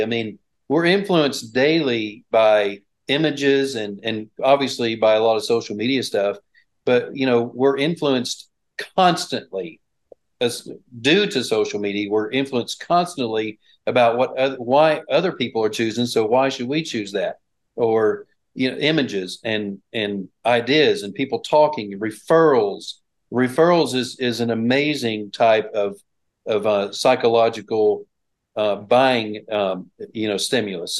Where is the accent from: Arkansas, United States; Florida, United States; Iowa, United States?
Arkansas, United States; Bryant; I grew up here in Bryant, actually close by the Bryant, Arkansas is where I went all 12 years of school.